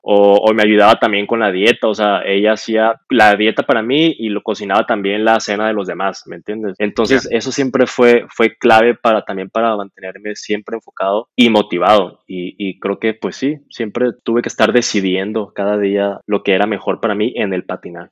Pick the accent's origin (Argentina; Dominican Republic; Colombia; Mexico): Mexico; Hermosillo, Sonora; moved away as an adult; now in Guadalajara, Mexico; soy de Hermosillo